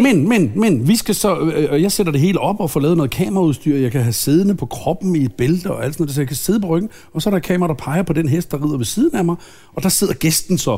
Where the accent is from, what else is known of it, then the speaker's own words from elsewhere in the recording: Lynge, Capital Region of Denmark, Denmark; now in Søborg, Denmark; jeg voksede op i Lynge. Jeg voksede op i femogtredive fyrre Lynge